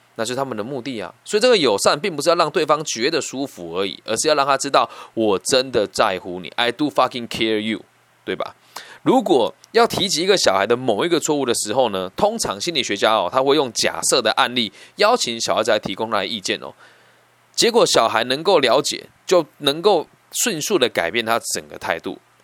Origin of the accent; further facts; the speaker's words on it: Taiwan; 像我小时候在西湖高中被人家叫去学校的时候